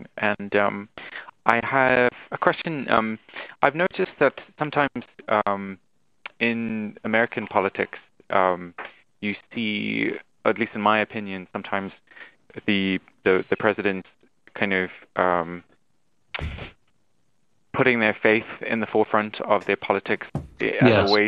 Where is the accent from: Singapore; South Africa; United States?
South Africa; I myself, I'm not English, as you probably can hear from my accent. I'm South African.